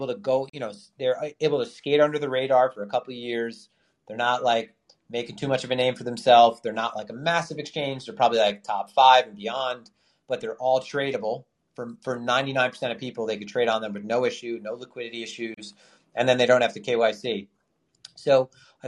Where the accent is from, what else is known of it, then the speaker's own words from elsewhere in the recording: New York, United States; I'm from New York